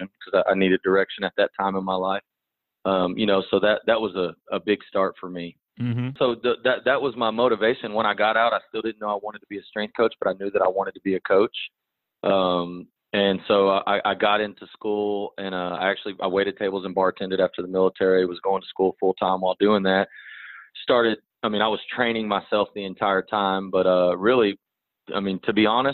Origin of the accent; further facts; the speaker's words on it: Texas, United States; moved away as an adult; also born or lived in Georgia, United States; my family's from here